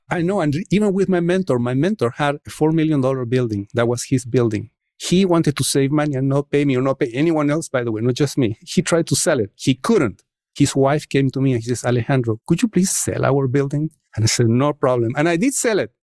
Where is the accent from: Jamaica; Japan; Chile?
Chile; English is a second language; moved away as an adult; now in United States; I come from Chile, and in Chile, especially at the time that I was growing up, was a very dynamic country